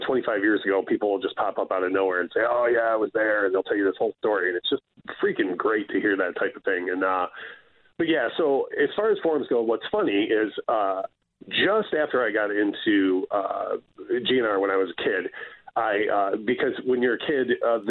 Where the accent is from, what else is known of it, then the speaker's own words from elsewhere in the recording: Detroit, Michigan, United States; I'm from, the Midwest, I always grew up, born and raised in Detroit